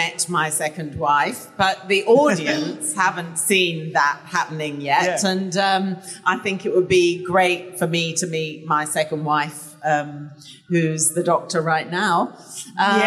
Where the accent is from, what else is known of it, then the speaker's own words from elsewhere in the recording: England, United Kingdom; I'm English